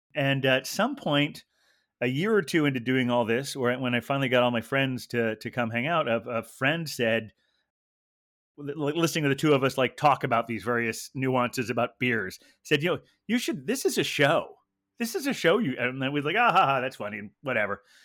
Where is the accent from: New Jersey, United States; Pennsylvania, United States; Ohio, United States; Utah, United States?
Ohio, United States; also born or lived in Carmel, California / Pacific Grove, California; second grade was when we moved to Ohio